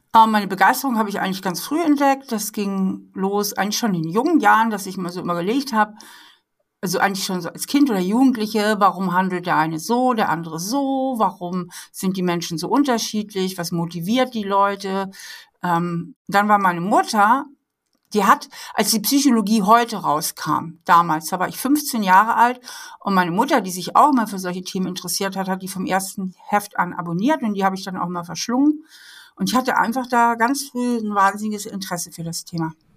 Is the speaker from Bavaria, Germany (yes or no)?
no; Hamburg, Germany; moved away as an adult; now in Trier, Germany; Ich bin äh, aufgewachsen in Hamburg, bin dann zum Studieren hier nach Trier in die Mosel gekommen und finde das hier so schön, dass ich hier geblieben bin